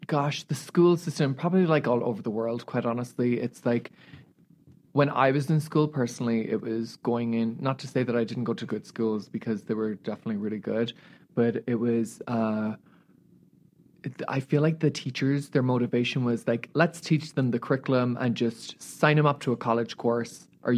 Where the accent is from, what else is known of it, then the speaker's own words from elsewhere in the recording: Australia; as you know, being Australian, like Americans are not very like that.